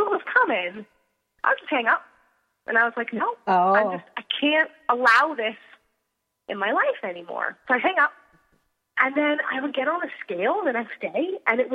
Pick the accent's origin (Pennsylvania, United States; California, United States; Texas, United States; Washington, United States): Pennsylvania, United States; moved away; I'm originally from Pennsylvania.